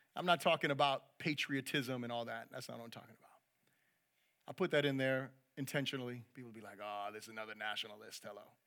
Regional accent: United States; I'm proud to be an American

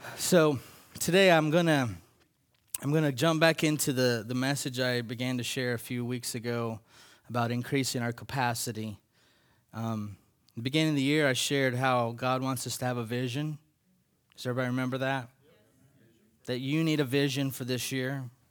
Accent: United States; as American Christians

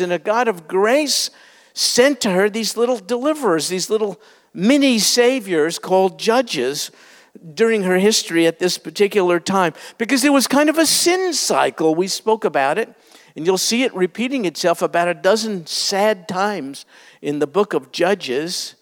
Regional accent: New York, United States; I grew up in New York

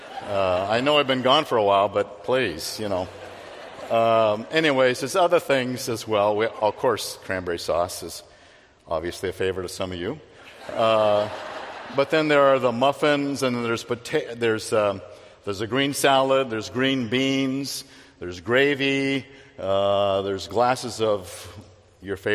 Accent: Phoenix, Arizona, United States; I grew up in Phoenix, I like heat

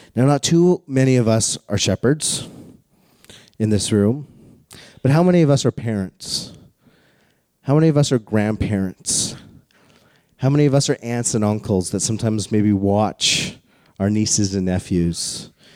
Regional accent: Calgary, Alberta, Canada; I grew up in Calgary, the home of the greatest outdoor show on earth called the Calgary Stampede

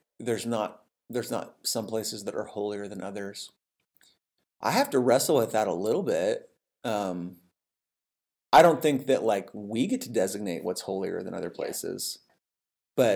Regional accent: the Northwest, Pacific Northwest, United States; now in Abilene, United States; where I grew up in the Northwest was very anti-Catholic

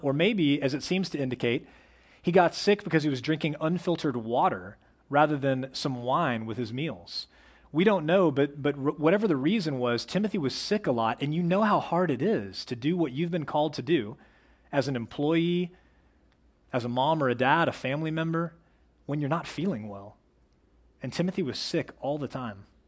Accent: Plano, Texas, United States; I was raised in Plano, which is like the opposite of the outdoors.

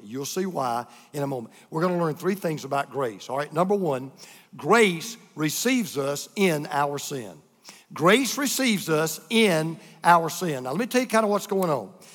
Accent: United States; being an American like we are

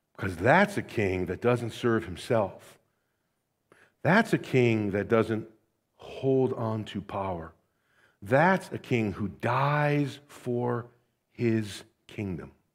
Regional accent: United States; American Christians

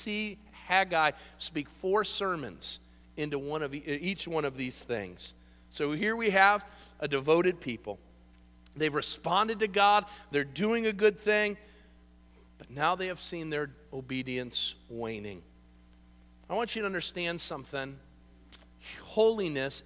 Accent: United States; we are a bunch of babies as American Christians

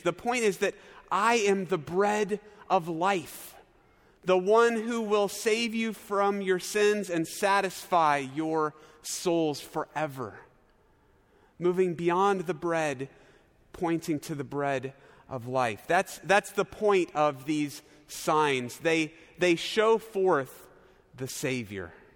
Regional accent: Norman, Oklahoma, United States; moved away as an adult; also born or lived in Chicago suburbs, Illinois; my hometown of Norman, Oklahoma

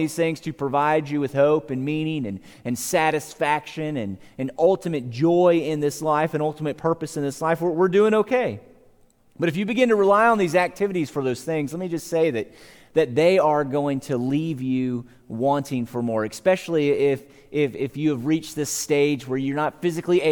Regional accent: Savannah, Georgia, United States; I grew up in Georgia. I lived in Savannah, Georgia

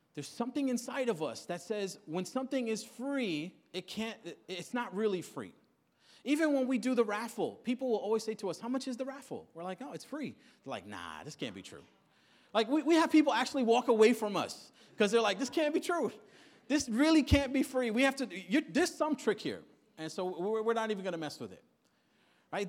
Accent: New York City, New York, United States; come from Queens, born and raised in Queens

